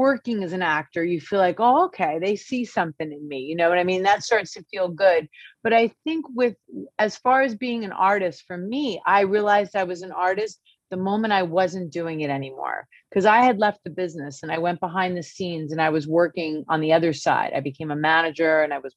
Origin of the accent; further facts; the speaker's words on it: New Jersey, United States; moved away as an adult; also born or lived in California; we're from Jersey, but I was living in California